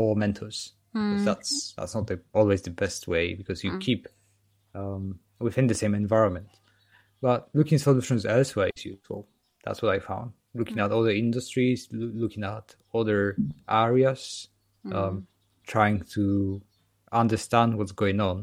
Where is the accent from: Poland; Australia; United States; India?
Poland; now in United Kingdom; I'm from Poland and live in the UK